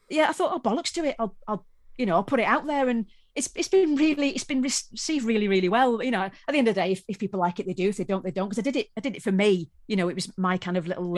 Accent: Wales, United Kingdom; I come from Wales

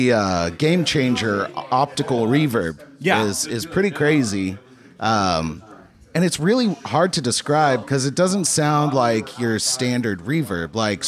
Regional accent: Oklahoma, United States

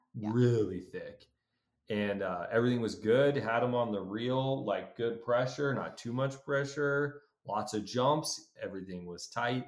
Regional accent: Colorado, United States; I'm we're from Colorado. So trout anglers at heart. It's what I've been done my whole life.

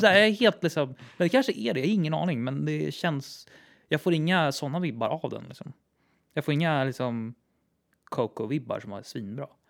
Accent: Täby, Stockholm County, Sweden; det hus där jag växte upp i Täby

